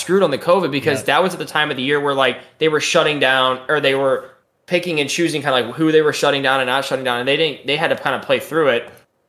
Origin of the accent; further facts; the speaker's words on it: St. Louis, Missouri, United States; I'm from St. Louis, so it's not even like I like hate the Leafs.